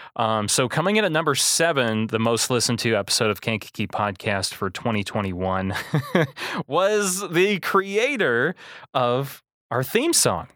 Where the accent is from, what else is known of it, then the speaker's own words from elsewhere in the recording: Manteno, Illinois, United States; born and raised in Mantino